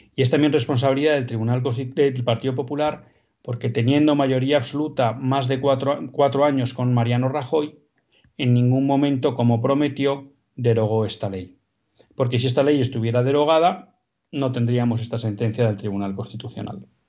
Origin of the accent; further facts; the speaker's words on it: Basque Country, Spain; Vascongadas, que saben que es mi tierra.